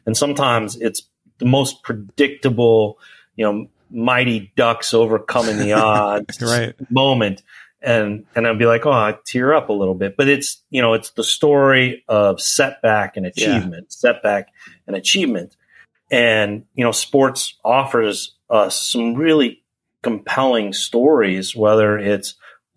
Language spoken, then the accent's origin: English; Colorado, United States; born or raised there; moved away; also born or lived in Chicago, Illinois / Florida / St. Louis, Missouri